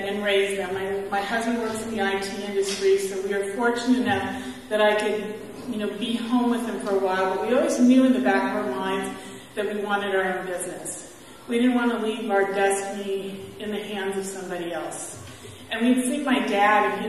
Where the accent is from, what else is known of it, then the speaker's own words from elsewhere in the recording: San Bernardino, California, United States; I grew up in San Bernardino, California without any faith